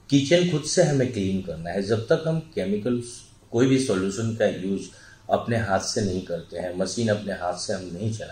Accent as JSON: {"language": "Hindi", "region": "Bihar", "country": "India", "said": "और मैं बेसिकली बिहार से बिलोंग करता हूँ तो वहाँ मिडिल क्लास फैमिली का वो चाहत होती है"}